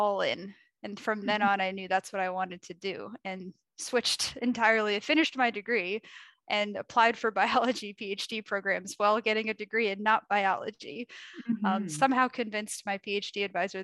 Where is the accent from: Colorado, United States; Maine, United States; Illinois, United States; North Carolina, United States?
Maine, United States; Portland; moved away; also born or lived in Rochester, New York; I grew up in Portland, Maine, which is right on the coast